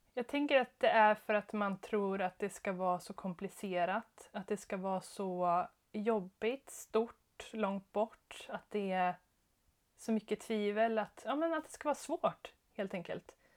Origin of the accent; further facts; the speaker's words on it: Skara, Västra Götaland, Sweden; also born or lived in Jönköping / Stockholm; now in Örebro, Sweden; jag är från Skara, eh, jätteliten stad